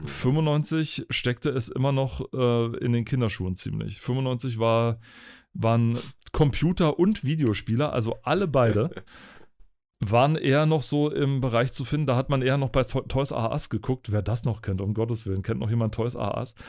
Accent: Spreewald, Brandenburg, Germany; ich bin ja im, im Spreewald groß geworden

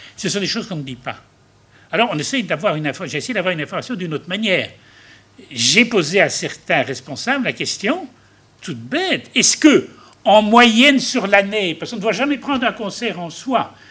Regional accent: Belgium; nous, en Belgique

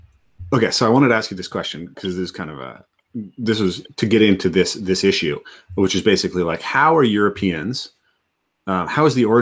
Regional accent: Pacific Northwest, United States; I'm from the Pacific Northwest

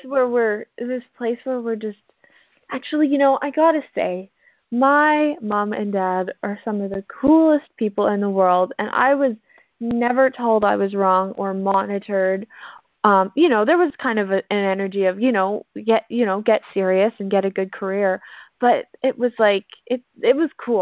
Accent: Canada; I'm a rural farm girl from Canada

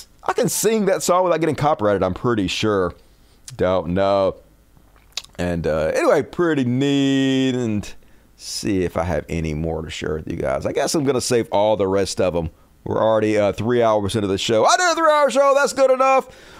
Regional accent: the South, United States; accent: southern; my southern accent

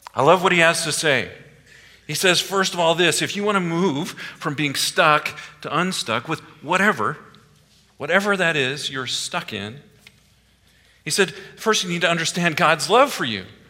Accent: Iowa, United States; moved away; also born or lived in East Coast; I grew up in Iowa, okay? Everything's in a square

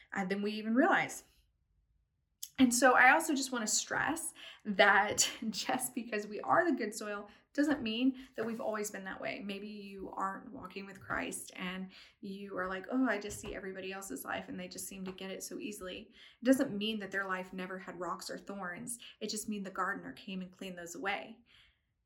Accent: East Tennessee, United States; moved away; also born or lived in London; I'm from East Tennessee. And so we, like everybody has a little garden in their backyard. And so we grew like squash and zucchini

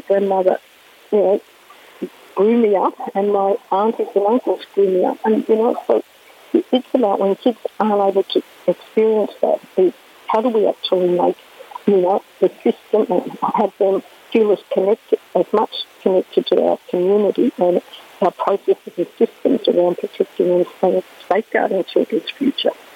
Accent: Victoria, Australia; I come from Victoria

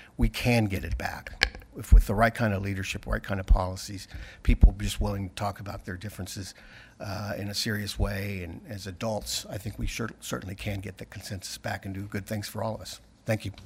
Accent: Wichita, Kansas, United States; I'm from Wichita, Kansas

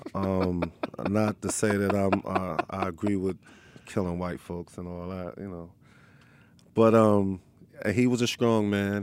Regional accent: Long Island, New York, United States; also born or lived in Harlem, New York; Born and raised in Long Island, New York. And then when I got older, I moved to Harlem.

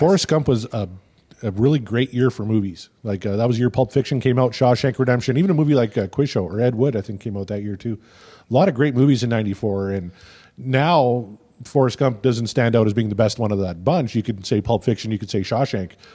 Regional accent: Canada; as a Canadian because I've been living in Canada for forty-one years now.

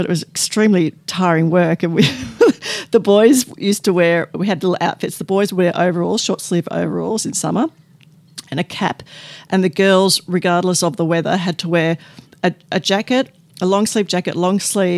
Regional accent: Essendon, Victoria, Australia; also born or lived in London; now in Edithvale, Australia; I grew up in Essendon

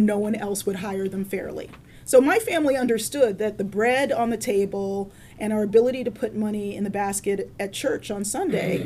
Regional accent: Baltimore, Maryland, United States; I grew up in Baltimore, which is hardly a perfect city

